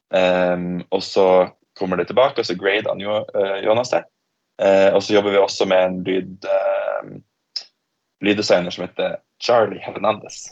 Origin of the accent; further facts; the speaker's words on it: Tromsø, Troms, Norway; moved away as an adult; also born or lived in Australia / Oslo; jeg vokste opp i Tromsø